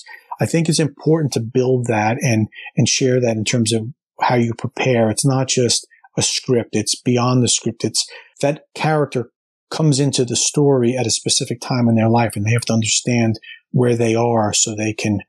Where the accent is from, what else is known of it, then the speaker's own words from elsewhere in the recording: New Jersey, United States; living and growing up in New Jersey, right outside New York City